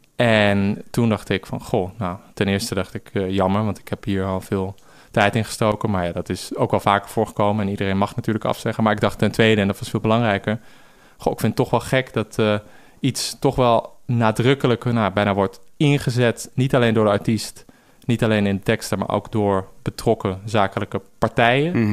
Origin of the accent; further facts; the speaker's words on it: Amsterdam, North Holland, Netherlands; ik groeide op in Amsterdam Zuid.